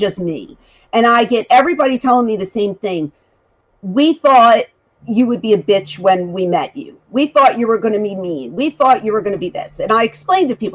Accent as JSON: {"language": "English", "town": "Philadelphia", "region": "Pennsylvania", "country": "United States", "tie": "born or raised there", "moved": "yes", "said": "Originally, I'm from Philadelphia."}